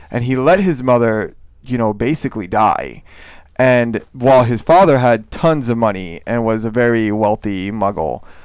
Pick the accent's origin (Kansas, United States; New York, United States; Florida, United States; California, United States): Florida, United States; Miami; moved away; I grew up in Miami